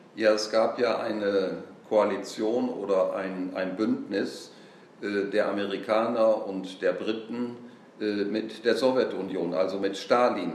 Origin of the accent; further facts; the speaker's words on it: Bersenbrück, Lower Saxony, Germany; moved away; Natürlich bin ich sehr gerne in Bersenbrück, wo ich geboren bin und auch die Ehre habe, Ehrenbürger zu sein